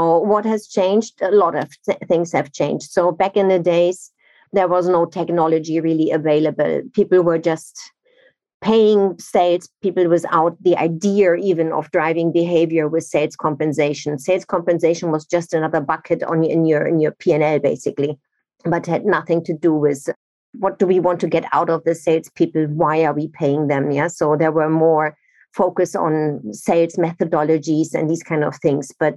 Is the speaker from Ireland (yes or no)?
no; Nigeria; also born or lived in Germany; now in London, United Kingdom; I'm originally from Germany, but I grew up in Nigeria, and now I'm in the UK or in London since 17 years